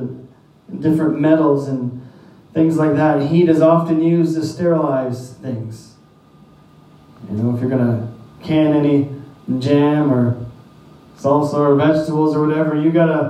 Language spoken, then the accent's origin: English; Saint John, New Brunswick, Canada; moved away as an adult; I grew up in St. John.